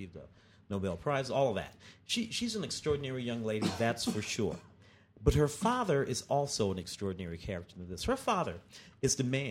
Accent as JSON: {"language": "English", "region": "Midwest", "country": "United States", "tie": "born or raised there", "said": "I grew up up in the Midwest"}